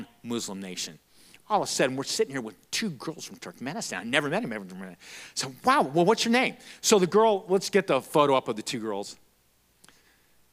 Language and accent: English; Florence, Arizona, United States; also born or lived in Casa Grande, Arizona / Tucson, Arizona; I'm from Florence. I graduated from there. I'm a Florence Gopher.